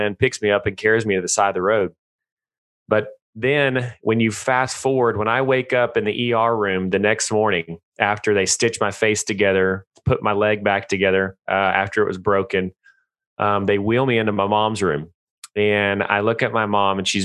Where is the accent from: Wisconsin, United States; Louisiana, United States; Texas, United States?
Texas, United States; I live in Stephenville, Texas. I was born and raised in Texas, always lived here